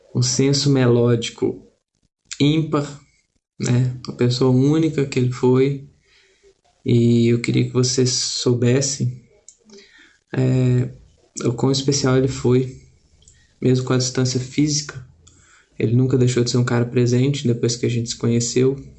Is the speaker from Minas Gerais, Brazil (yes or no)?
yes; Minas Gerais, Brazil; falo aqui da região metropolitana de Belo Horizonte, sou de Minas Gerais